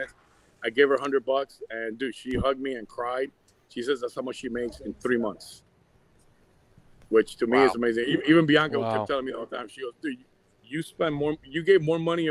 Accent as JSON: {"language": "English", "region": "Havana", "country": "Cuba", "tie": "born or raised there", "first_language": "Spanish", "second_language": "English", "moved": "yes", "lives_now": "United States", "said": "I left in 80 in the Mario boat lift with my mother and my sister"}